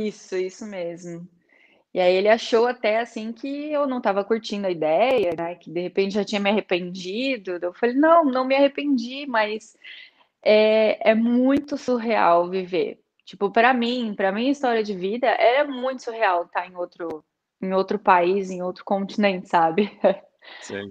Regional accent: Joinville, Santa Catarina, Brazil; moved away as an adult; now in Braga, Portugal; eu sou do sul do Brasil, de Joinville, de Santa Catarina, uma cidade mais interior, assim, é, estou em Portugal há um ano

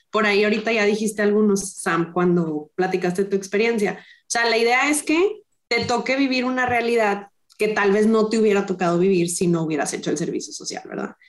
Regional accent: Monterrey, Nuevo León, Mexico; soy rayada, soy regia

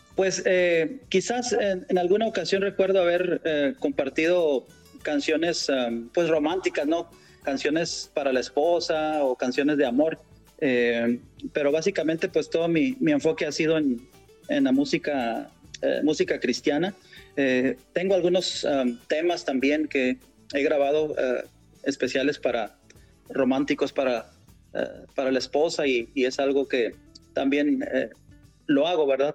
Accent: Torreón, Coahuila, Mexico; moved away as an adult; now in Dallas, United States; del norte de México, una ciudad que se llama Torreón, Coahuila, eh, una región conocida como la comarca lagunera. Eh, de por allá somos

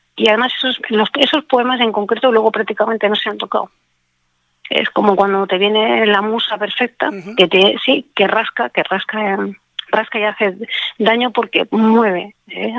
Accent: Alicante, Valencian Community, Spain; soy de Alicante, entonces he vivido mucho tiempo al lado del mar

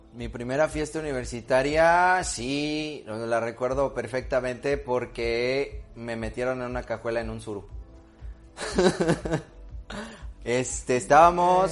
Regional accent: Xalapa, Veracruz, Mexico; Yo soy de Jalapa

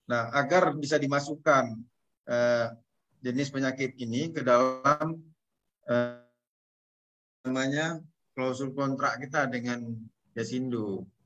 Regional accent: Aceh, Indonesia; harapan dari kami Aceh yang paling ujung dari Indonesia

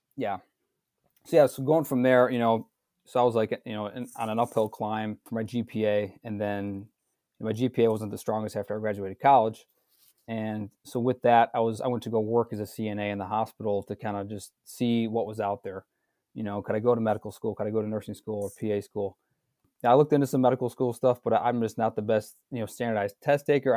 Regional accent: suburb of Milwaukee, Wisconsin, United States; also born or lived in North Chicago, Illinois; I'm born and raised in Wisconsin, um, a, a suburb of Milwaukee, south of Milwaukee

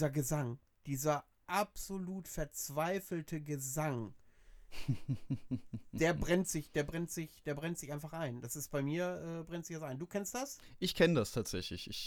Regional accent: Georgia; Ich komme aus Georgien.

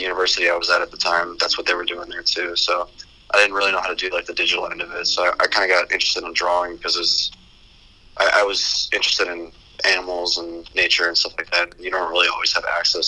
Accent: Elgin, Illinois, United States; moved away as an adult; also born or lived in DeKalb, Illinois; now in Iowa City, United States; I'm from Elgin, Illinois

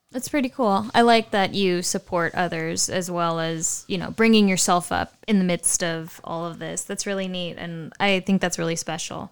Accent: United States; we don't really learn about as Americans in history

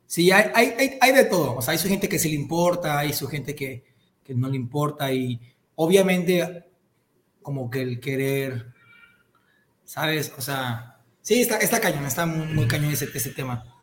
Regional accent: Cozumel, Quintana Roo, Mexico; moved away as an adult; now in Mérida, Mexico; yo soy de Cozumel, Quintana Roo, pero ahorita vivo en Mérida, llevo viviendo acá cuatro, cinco, dos mil dieciocho, me vine para acá

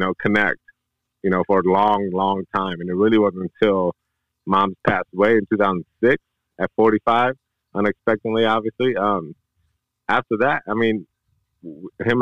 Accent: Detroit, Michigan, United States; moved away as an adult; I'm born and raised Detroit, Michigan

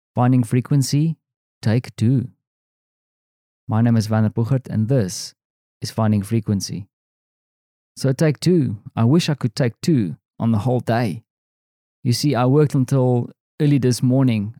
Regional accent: South Africa; moved away as an adult; now in Poland; I am this South African guy

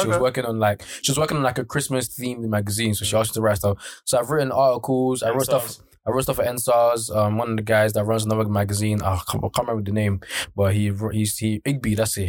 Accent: Nigeria; Maybe as a Nigerian man

